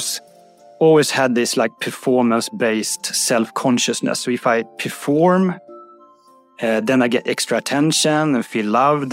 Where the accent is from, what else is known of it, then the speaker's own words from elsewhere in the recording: Uppsala, Uppsala County, Sweden; Uppsala, my hometown